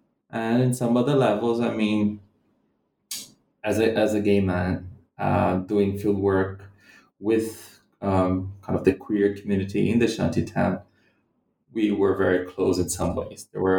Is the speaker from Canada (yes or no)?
no; Central-West, Brazil; English is a second language; also born or lived in London, United Kingdom / Scotland, United Kingdom; So I'm not from Rio de Janeiro, the city where I did my field work. I come from a different part of the Brazilian Midwest.